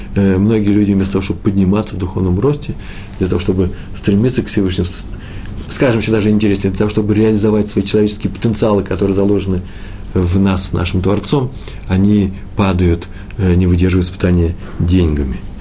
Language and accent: Russian; Moscow, Russia; приезжали раввины к нам в Москву, я из Москвы